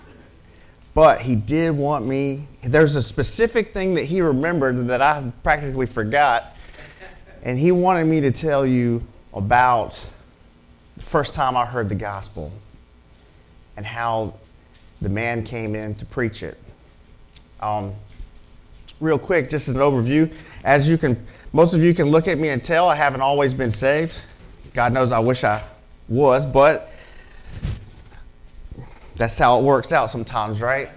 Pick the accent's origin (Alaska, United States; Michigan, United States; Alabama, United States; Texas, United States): Alabama, United States; Mobile; I'm from Birdville, and I'm also from down the bay. And all it is Broad Street runs parallel with Mobile Bay